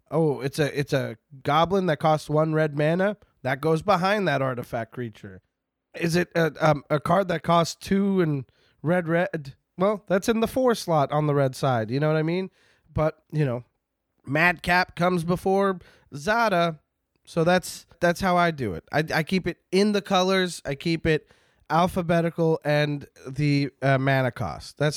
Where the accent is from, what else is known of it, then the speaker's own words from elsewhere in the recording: Canada; I'm Canadian. The Midwestern accent is basically Canadian.